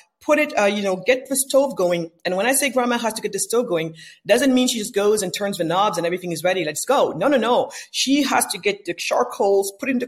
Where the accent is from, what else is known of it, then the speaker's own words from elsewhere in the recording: Senegal; I was born in West Africa, in Senegal, west coast of Africa